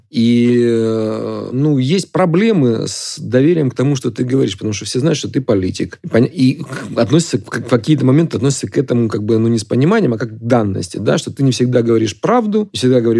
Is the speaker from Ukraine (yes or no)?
yes; Ukraine; Ну, я, я русскоязычный украинец, если так это говорить, да. С другой стороны, я понимаю, что моя родина Украина, а отечество Россия.